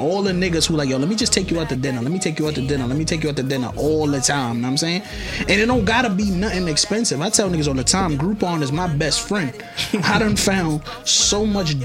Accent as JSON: {"language": "English", "town": "New York City", "region": "New York", "country": "United States", "tie": "born or raised there", "said": "I'm from New York"}